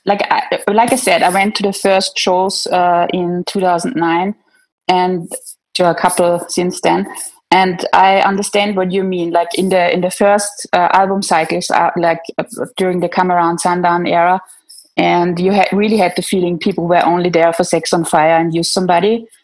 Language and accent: English; Austria; I'm from Austria.